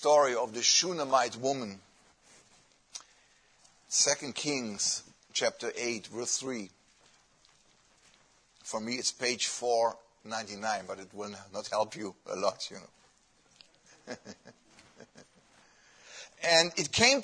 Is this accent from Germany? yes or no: yes; Germany; English is a second language; moved away; I come from Germany.